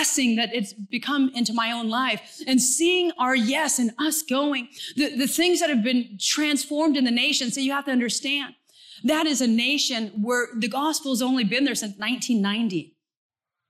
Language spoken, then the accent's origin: English; Santa Cruz, California, United States; moved away as an adult; also born or lived in Mongolia; I'm from Santa Cruz, California, where the sun shines and it just rains a little bit